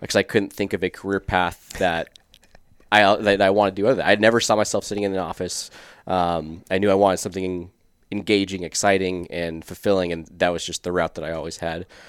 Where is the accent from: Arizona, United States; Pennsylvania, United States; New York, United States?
Arizona, United States; Scottsdale; also born or lived in California; I was born in California, grew up in South Scottsdale